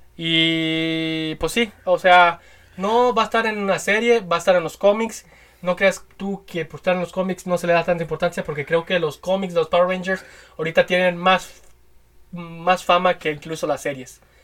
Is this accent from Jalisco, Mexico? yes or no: yes; Guadalajara, Jalisco, Mexico; el, estado de Jalisco, de donde somos nosotros. Somos tapatíos